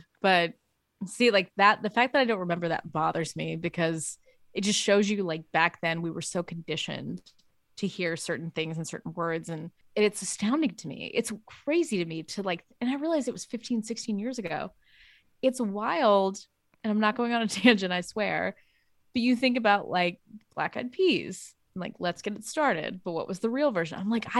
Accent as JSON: {"language": "English", "town": "West Memphis", "region": "Arkansas", "country": "United States", "tie": "born or raised there", "said": "In my hometown, we don't have a bar. We have a like a Greyhound track in West Memphis that has some bars in it."}